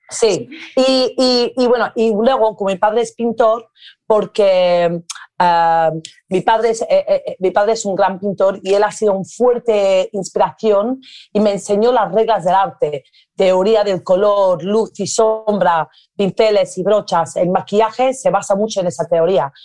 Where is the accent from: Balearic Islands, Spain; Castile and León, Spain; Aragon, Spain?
Balearic Islands, Spain; Ibiza; Spanish is a second language; moved away; yo crecí en Ibiza, rodeada de una combinación de personas creativas